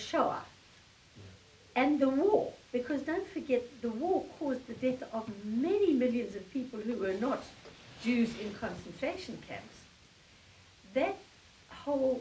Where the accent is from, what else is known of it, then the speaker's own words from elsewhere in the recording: South Africa; moved away as an adult; now in United States; I'm South African born. I lived all my life under the apartheid regime because I moved to America when apartheid still ran.